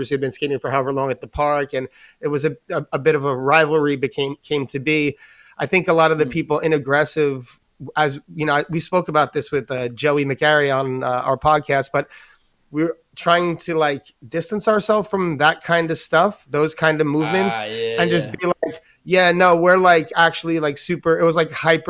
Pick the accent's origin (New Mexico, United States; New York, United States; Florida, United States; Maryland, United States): New York, United States; being like a New Yorker